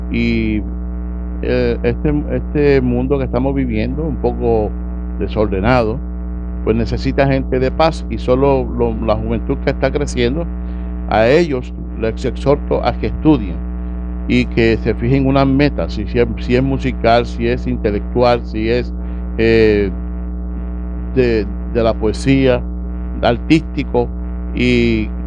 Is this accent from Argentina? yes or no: no; Utuado, Puerto Rico; Y por supuesto, yo soy aquí nacido y criado en Utuado, yo soy natural de Utuado.